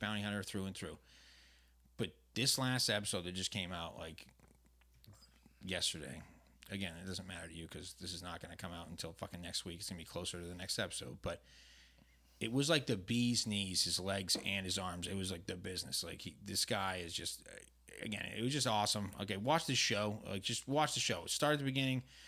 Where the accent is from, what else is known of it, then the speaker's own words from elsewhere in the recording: New England, United States; now in Southern California, United States; I'm from New England